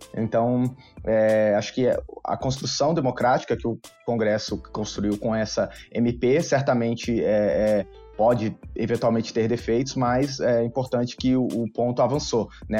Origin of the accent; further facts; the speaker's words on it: Rio de Janeiro, Brazil; also born or lived in Brasília; now in São Paulo, Brazil; Eu sou do Rio de Janeiro, apesar de ter morado muito tempo em Brasília e hoje está em São Paulo, fazendo parte do, do IFL São Paulo eu nasci no Rio de Janeiro